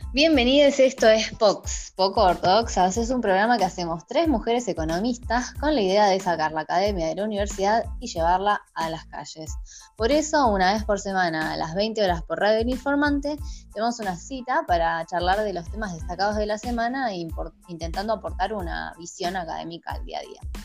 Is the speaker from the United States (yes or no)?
no; Argentina; como argentinos